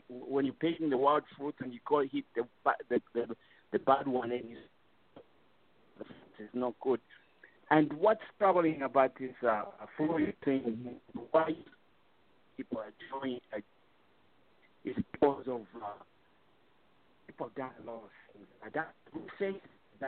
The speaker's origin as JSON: {"language": "English", "country": "Zambia", "first_language": "Bemba", "second_language": "English", "said": "English is my second language. I was brought up speaking Bemba. That was my first language"}